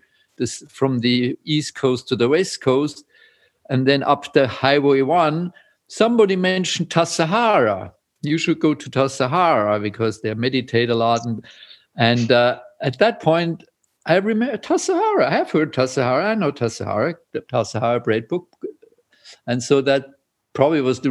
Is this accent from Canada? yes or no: no; Switzerland; English is a second language; also born or lived in Vienna, Austria; I was born in Austria, in Vienna, but grew up in Switzerland, and that's where I live